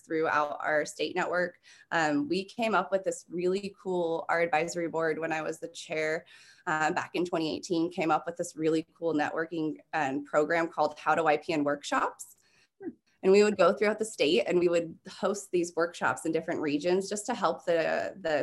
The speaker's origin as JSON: {"language": "English", "region": "California", "country": "United States", "said": "I'm actually from California."}